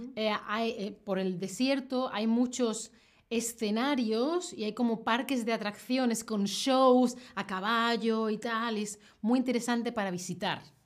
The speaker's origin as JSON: {"language": "Spanish", "region": "Andalusia", "country": "Spain", "said": "yo soy de Andalucía. Mi, comunidad autónoma, mi zona de la que yo soy es del sur de España, Andalucía"}